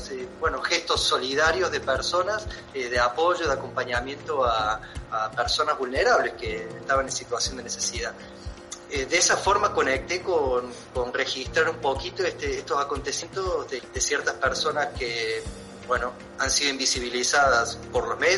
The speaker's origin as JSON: {"language": "Spanish", "region": "Córdoba", "country": "Argentina", "said": "Córdoba capital."}